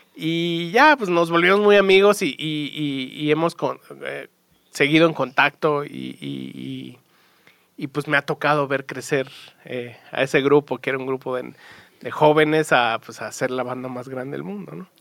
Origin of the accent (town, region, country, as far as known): Mexico; born or raised there